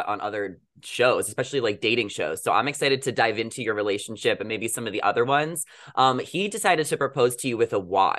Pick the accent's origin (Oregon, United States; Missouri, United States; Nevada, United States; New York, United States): New York, United States; Long Island; moved away as an adult; now in Los Angeles, United States; I'm actually from New York. I grew up in Long Island. So I've been here 3.5 years